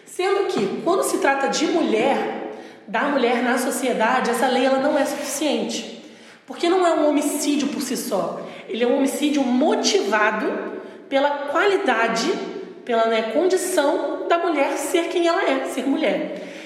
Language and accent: Portuguese; Araruama, Rio de Janeiro, Brazil; moved away as an adult; now in Niterói, Brazil; em Araruama, que foi onde eu cresci